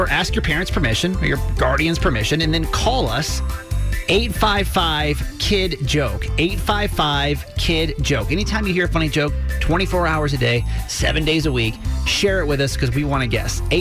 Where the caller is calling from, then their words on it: Cockeysville, Maryland, United States; I'm 10 years old and I'm calling from Cockeysville, Maryland.